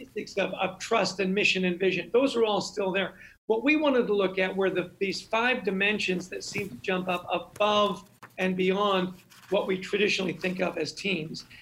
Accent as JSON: {"language": "English", "country": "Canada", "tie": "born or raised there", "said": "I grew up in Canada."}